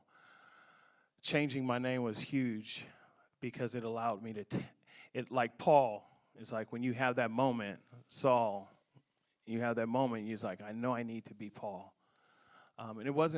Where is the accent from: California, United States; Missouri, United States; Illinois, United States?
California, United States; Oakland; now in Compton, United States; I currently live in Compton. I'm from Oakland, California